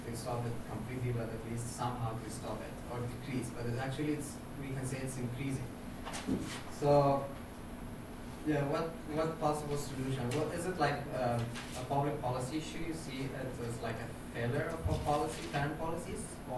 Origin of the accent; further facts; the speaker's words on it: Afghanistan; I'm from Afghanistan.